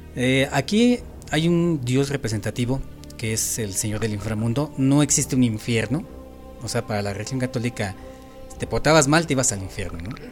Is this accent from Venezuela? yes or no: no; Mexico; como mexicanos